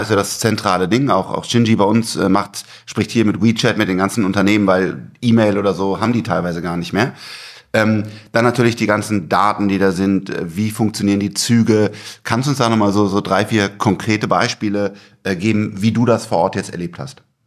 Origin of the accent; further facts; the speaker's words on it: Germany; als Deutscher